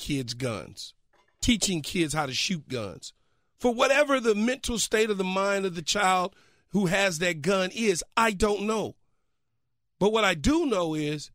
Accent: Los Angeles, California, United States; as a kid growing up in South Central Los Angeles

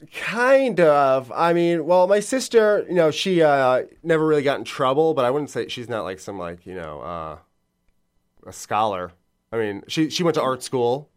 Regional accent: Long Island, New York, United States; moved away as an adult; now in Bushwick, New York City, United States; I'm from Long Island

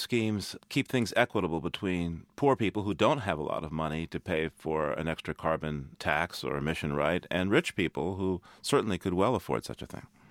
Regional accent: Boston, Massachusetts, United States; Boston is my hometown

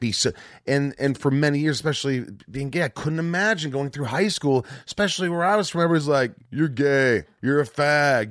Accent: Southern Indiana, United States; where I was from in Southern

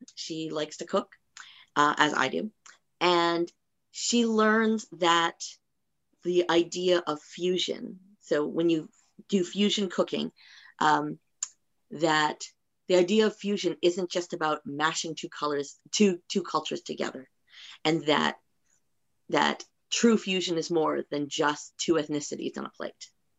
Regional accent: Philippines; I will say that I am Filipino. I am married to a Jewish man, and I've actually converted to Judaism. My children are both half Filipino, half Jewish.

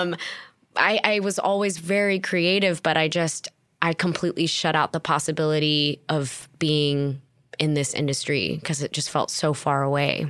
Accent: Torrance, California, United States; I was born in Torrance, California, raised in the South Bay

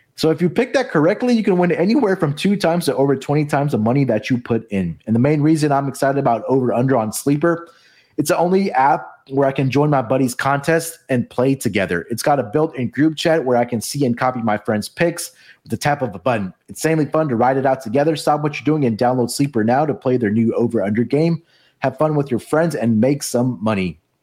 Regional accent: Houston, Texas, United States; my hometown team.

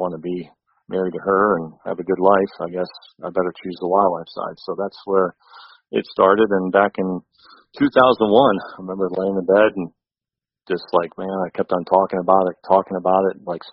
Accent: Ashtabula County, Northeast Ohio, United States; Northeast Ohio. I grew up in Ashtabula County

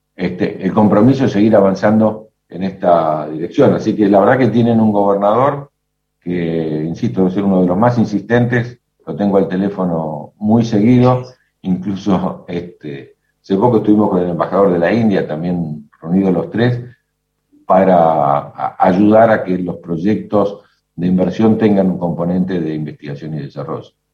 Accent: Argentina; enfrentamos los argentinos

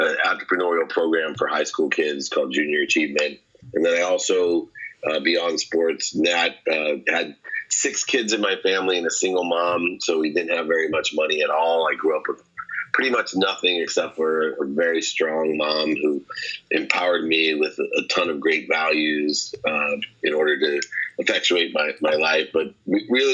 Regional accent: San Diego, California, United States; also born or lived in Akron, Ohio; when I was 17, 18, I was living in San Diego, although I was born in Akron, Ohio, in the same hospital as LeBron James and Steph Curry.

